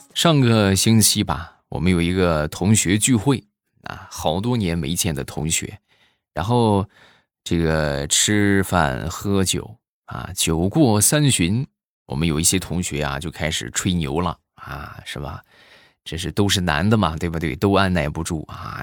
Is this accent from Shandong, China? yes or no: yes; Shandong, China; 我们山东这边